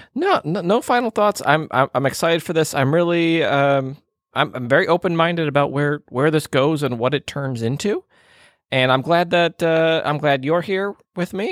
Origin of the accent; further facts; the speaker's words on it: Minneapolis, Minnesota, United States; moved away; my my hometown uh, of the Twin Cities in, in Minnesota